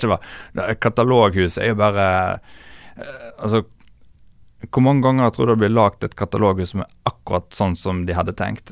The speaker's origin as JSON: {"language": "Norwegian", "town": "Bømlo", "region": "Vestland", "country": "Norway", "said": "Jeg er jo ikke fra Os, jeg er bømling"}